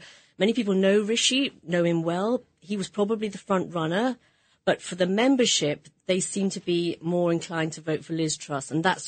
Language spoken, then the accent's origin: English; England, United Kingdom; So I'm an English politician.